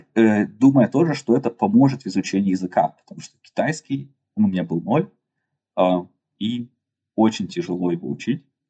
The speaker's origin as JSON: {"language": "Russian", "town": "Yekaterinburg", "region": "Sverdlovsk Oblast", "country": "Russia", "tie": "born or raised there", "moved": "as an adult", "lives_now": "China", "said": "Я родился в Екатеринбурге, и там же вырос"}